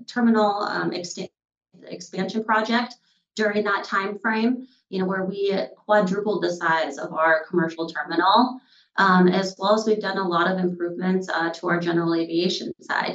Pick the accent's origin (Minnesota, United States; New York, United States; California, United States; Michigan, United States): Minnesota, United States; moved away as an adult; also born or lived in North Dakota; now in Bellingham, United States; I grew up, born and raised in Minnesota